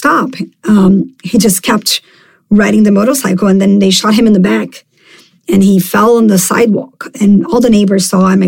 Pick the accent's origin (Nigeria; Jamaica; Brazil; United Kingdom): Brazil; Rio de Janeiro; also born or lived in New York; I was born right here in Rio in a neighborhood called Tijuca